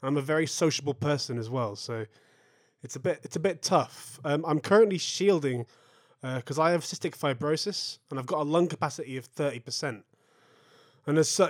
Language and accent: English; Manchester, North West England, United Kingdom; I'm a musician from Manchester